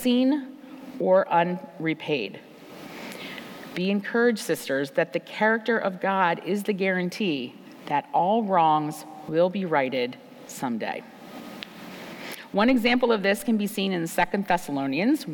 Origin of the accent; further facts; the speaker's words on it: United States; As American women living at this time in history